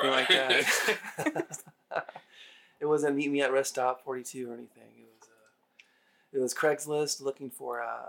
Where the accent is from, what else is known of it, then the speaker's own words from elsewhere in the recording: Long Beach, California, United States; Okay. Long Beach.